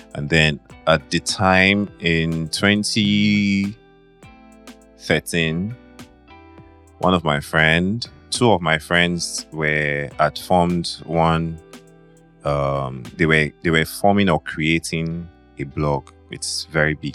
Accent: Benin City, Edo, Nigeria; Benin City, Edo State

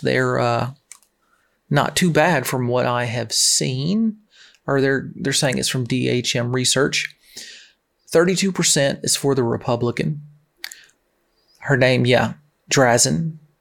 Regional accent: Tennessee, United States; moved away; my home state. Not there now. I'm actually very close to the swamp.

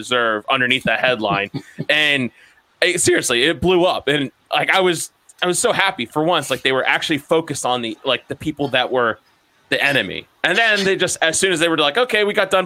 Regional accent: Maryland, United States; we're from Maryland

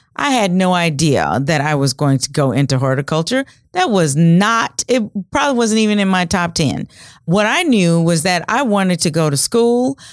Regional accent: rural Louisiana, United States; now in Omaha, United States; I grew up the oldest of six kids in a small town in rural Louisiana, and we grew most of the food that we ate

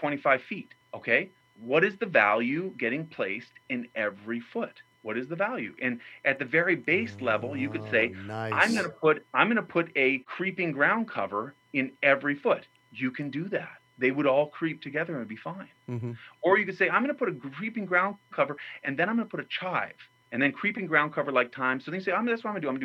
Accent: New Mexico, United States; where I grew up in New Mexico

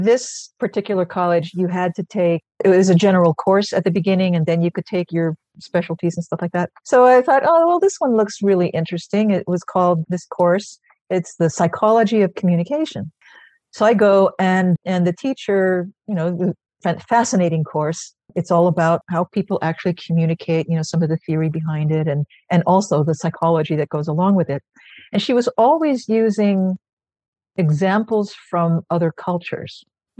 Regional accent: Philippines; now in New York, United States; And as a person, and as a Filipino, really, I'm a natural mimic, right?

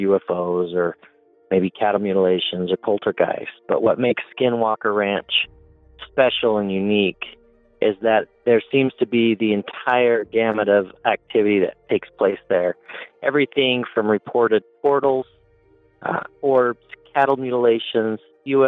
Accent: Uinta Basin, Utah, United States; Growing up in the Uinta Basin

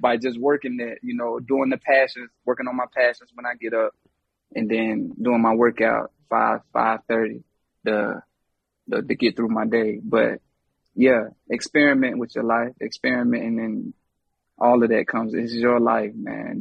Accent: Charlotte, North Carolina, United States; I'm from Charlotte

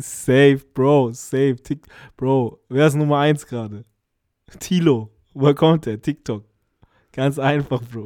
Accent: Germany; hier bei uns in Deutschland

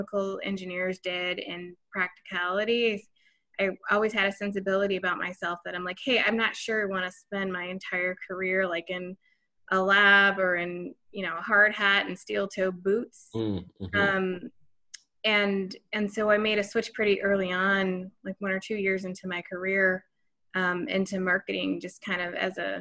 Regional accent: Chicago, Illinois, United States; I'm American-born from the suburbs of Chicago

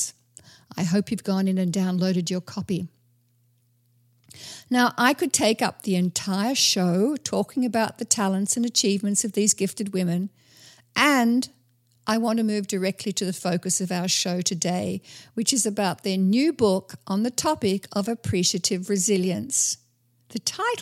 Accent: Australia; as an Australian

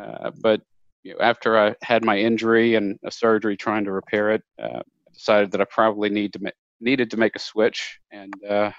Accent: Lafayette, Louisiana, United States; Yeah, I was born and raised in South Louisiana in a town called Lafayette. It's about 120,000 people, so big for Louisiana, but small by big city standards.

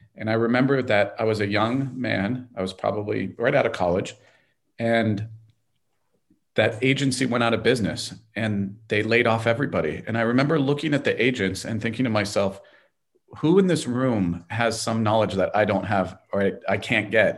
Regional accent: Los Angeles, California, United States; I'm from Los Angeles and we're in Los Angeles

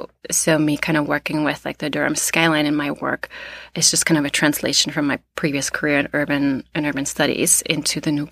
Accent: East Germany, Germany; also born or lived in Canada / United States / Australia; So I'm from East Germany. I lived in Canada. I lived in New York before. I lived in Australia, in India, in England.

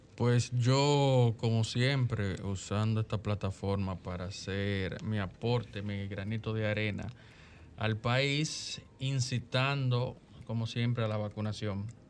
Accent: Dominican Republic; como buen dominicano

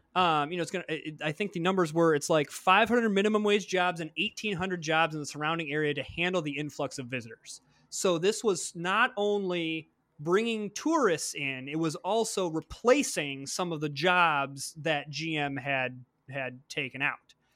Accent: Flint, Michigan, United States; moved away as an adult; I grew up in Flint, Michigan. So I was born and raised there. I spent the first eighteen years of my life there.

